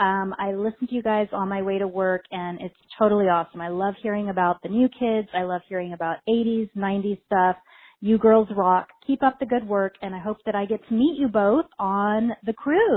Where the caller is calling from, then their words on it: Riverbank, California, United States; I'm calling from Riverbank, California.